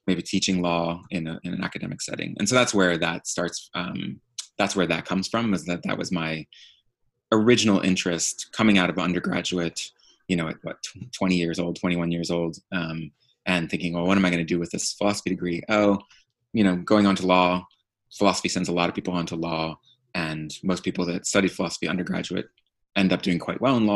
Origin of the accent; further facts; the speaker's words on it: Philadelphia, Pennsylvania, United States; now in Kansas City, United States; growing up in Philadelphia